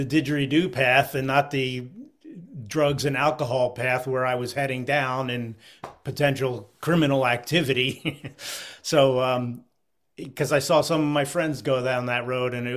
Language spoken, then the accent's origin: English; Philadelphia, Pennsylvania, United States; now in Vermont, United States; I grew up in the Philadelphia area in the 60s and 70s